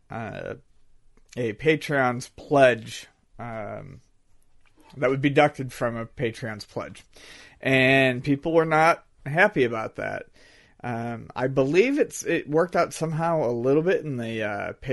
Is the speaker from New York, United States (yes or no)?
yes; Buffalo, New York, United States